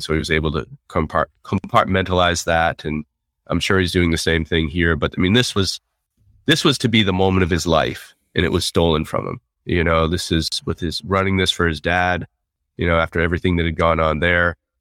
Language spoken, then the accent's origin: English; United States; as an American